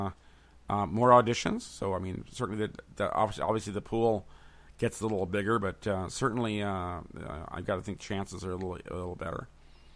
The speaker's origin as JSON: {"language": "English", "region": "California", "country": "United States", "tie": "born or raised there", "also_born_or_lived": "Connecticut", "said": "I came to California when I was a year old, so really the West Coast is all I know"}